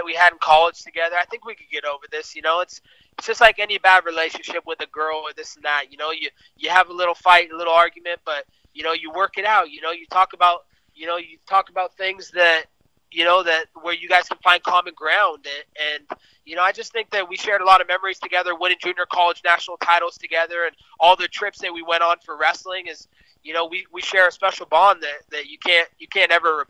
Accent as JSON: {"language": "English", "region": "West Coast", "country": "United States", "said": "I'm from the West Coast"}